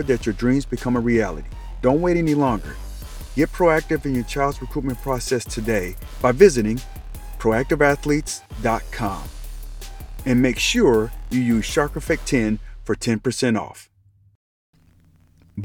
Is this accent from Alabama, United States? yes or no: no; Colorado Springs, Colorado, United States; moved away; I'm originally from Colorado, Colorado Springs to be exact